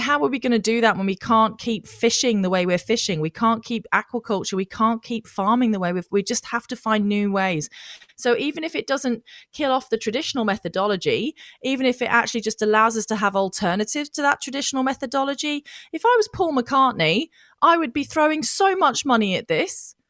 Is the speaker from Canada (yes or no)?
no; Australia